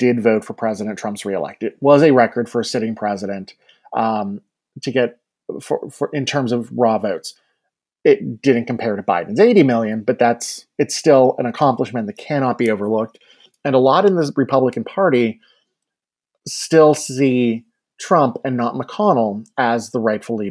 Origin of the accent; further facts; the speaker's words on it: Youngstown, Ohio, United States; I grew up in Jim Traficant's district